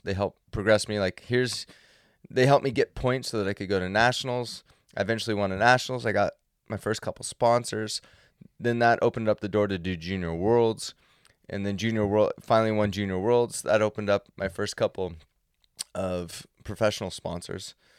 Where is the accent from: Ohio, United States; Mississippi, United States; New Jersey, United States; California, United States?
California, United States; Central; I grew up in Central California where there was no snow industry